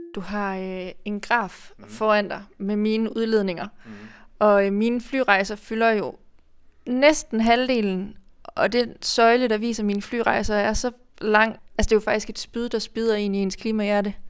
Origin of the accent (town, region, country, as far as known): Denmark